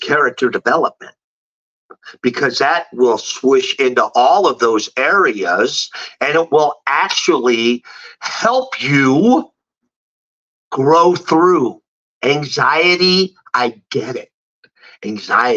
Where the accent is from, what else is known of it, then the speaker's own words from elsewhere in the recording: San Francisco, California, United States; moved away; I'm from San Francisco. I love my hometown